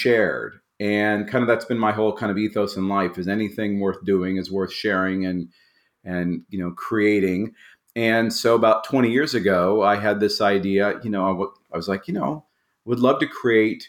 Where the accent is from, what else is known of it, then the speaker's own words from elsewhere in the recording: Tulsa, Oklahoma, United States; I grew up in Tulsa, Oklahoma